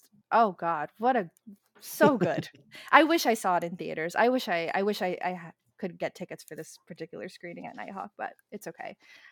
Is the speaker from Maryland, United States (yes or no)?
no; Queens, New York, United States; so I grew up in Queens, in Elmhurst, Queens, and there was a video rental store that was not Blockbuster. It was actually Filipino owned.